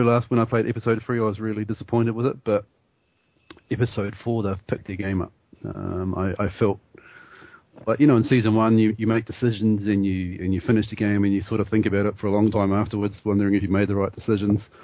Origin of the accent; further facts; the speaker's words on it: New Zealand; being a New Zealander